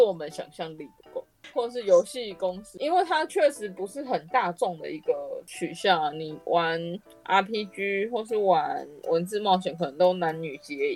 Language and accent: Chinese; Taiwan; 因为我们是台湾人